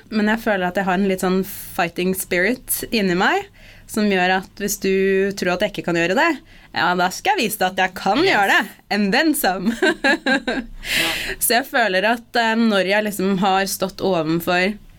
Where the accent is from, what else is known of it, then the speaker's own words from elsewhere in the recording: Norway; som en mørkhudet person født og oppvokst i Norge